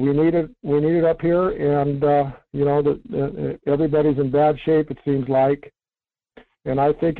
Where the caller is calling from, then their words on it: Fairbanks, Alaska, United States; from Fairbanks.